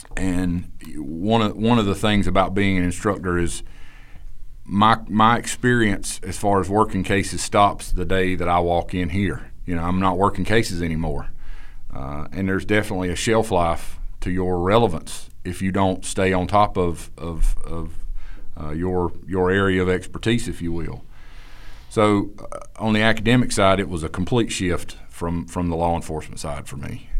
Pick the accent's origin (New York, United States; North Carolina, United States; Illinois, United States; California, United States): North Carolina, United States; Eastern; I'm from Eastern North Carolina